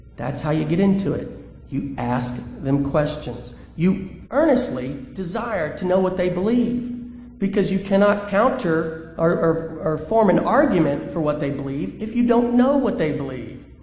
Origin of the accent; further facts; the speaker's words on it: Alabama, United States; I'm from Alabama